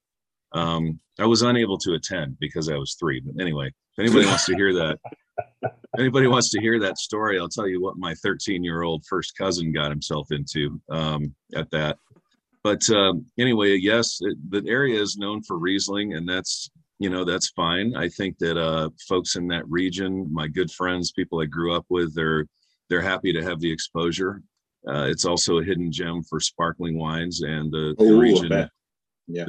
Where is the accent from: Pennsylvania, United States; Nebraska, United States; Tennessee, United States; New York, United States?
New York, United States; Watkins Glen; I grew up in the Finger Lakes.